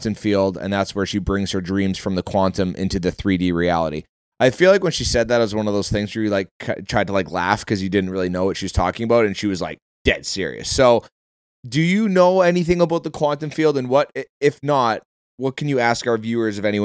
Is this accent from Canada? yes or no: yes; Calgary, Alberta, Canada; moved away; I was born in Calgary.